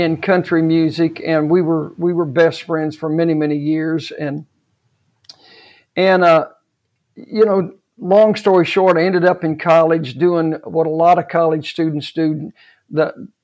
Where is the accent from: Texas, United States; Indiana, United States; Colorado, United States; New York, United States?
Texas, United States; Odessa; moved away; I was raised in Odessa, Texas, which was an oil-filled town